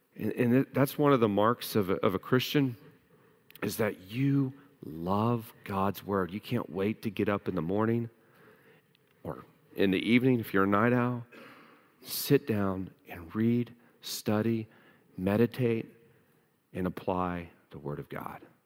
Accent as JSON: {"language": "English", "country": "United States", "said": "we as the American people in the American church"}